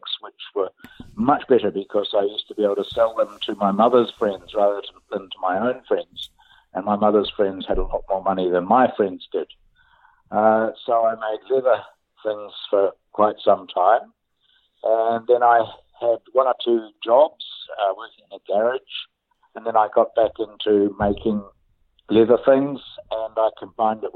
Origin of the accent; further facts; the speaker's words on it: Auckland, New Zealand; moved away as an adult; also born or lived in Wellington; now in Nelson, New Zealand; I was born in Wellington. I grew up at Auckland and then I moved to Nelson 24 years ago. So I live in Nelson now.